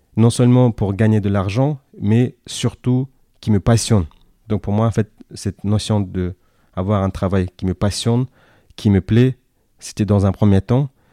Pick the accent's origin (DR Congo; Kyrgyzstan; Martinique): Kyrgyzstan; first language Kyrgyz; Russian; French is a second language; moved away as an adult; now in France; je suis né en Asie centrale. Le pays s'appelle le Kyrgyzstan, ex-Union soviétique, d'où je parle à la fois le kirghiz et le russe, donc bilingue. je suis venu en France fin 2011